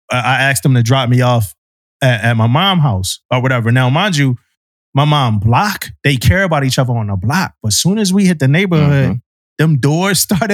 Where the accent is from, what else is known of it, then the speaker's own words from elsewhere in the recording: Philadelphia, Pennsylvania, United States; moved away; also born or lived in Florida; I grew up in South Philadelphia